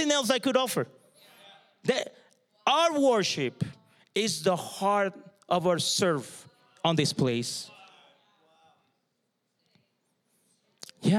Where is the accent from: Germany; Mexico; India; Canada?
Mexico; southern Mexico; moved away; I grew up in Mexico, the south of Mexico.